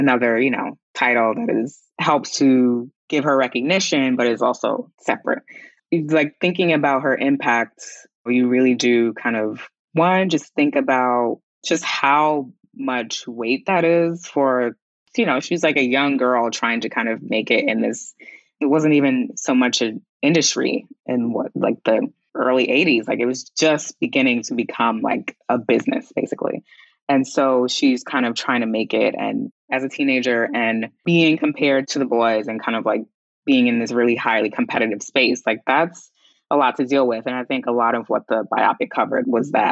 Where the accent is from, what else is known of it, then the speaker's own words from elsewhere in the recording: New York City, New York, United States; I'm from Queens